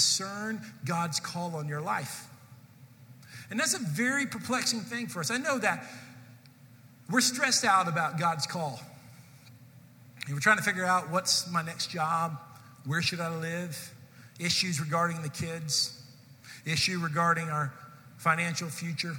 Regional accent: Irving, Texas, United States; I was from Irving

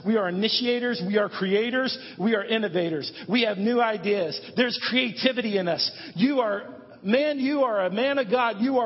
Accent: United States; We are Americans. We are American men.

